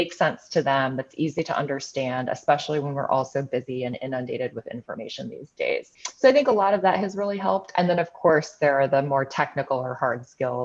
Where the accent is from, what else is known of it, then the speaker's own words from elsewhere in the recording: Chicago, Illinois, United States; here in Chicago, which is my hometown